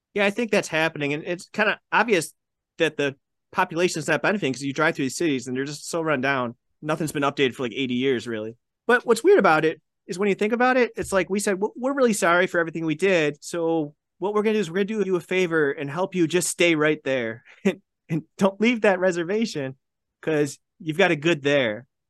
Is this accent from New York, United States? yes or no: yes; Buffalo, New York, United States; I grew up in the Buffalo area